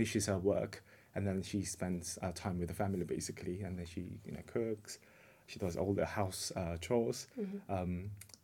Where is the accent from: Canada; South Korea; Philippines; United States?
South Korea; moved away as an adult; now in United Kingdom; Oh, so I was in South Korea originally. But I've been living in the UK for the last 18 years.